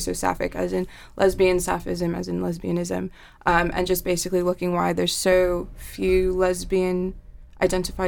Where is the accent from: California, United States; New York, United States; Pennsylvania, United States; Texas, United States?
New York, United States; moved away as an adult; also born or lived in Ithaca, New York; now in Manchester, United Kingdom; I'm from New York